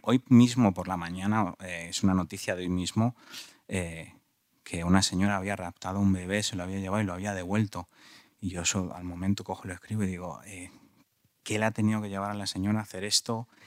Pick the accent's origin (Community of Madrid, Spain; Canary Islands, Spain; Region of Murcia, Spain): Community of Madrid, Spain; Madrid; me fui de la Lipa, una, un barrio completamente bastante violento, sigue siendo un pelín violento en, de los, en los barrios de Madrid.